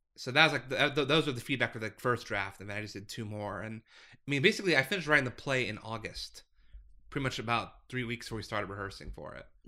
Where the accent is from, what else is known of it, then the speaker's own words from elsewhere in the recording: Scottsdale, Arizona, United States; I'm a lifer, so I grew up in Scottsdale